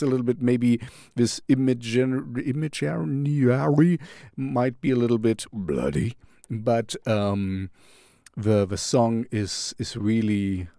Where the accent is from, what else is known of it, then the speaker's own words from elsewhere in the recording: Canada; We are from Canada, so you know I love Canada.